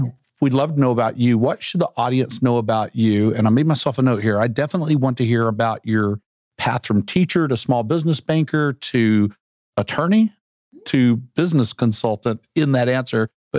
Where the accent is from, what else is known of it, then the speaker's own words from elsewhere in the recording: Arkansas, United States; also born or lived in Kansas; Well, even though I grew up in Central Arkansas, I do qualify as one of those, having been born in Kansas.